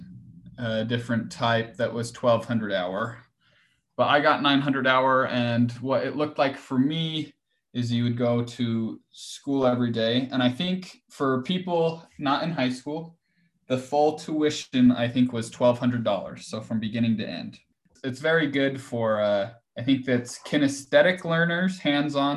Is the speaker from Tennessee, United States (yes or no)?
no; Ogden, Utah, United States; I'm from Ogden, Utah.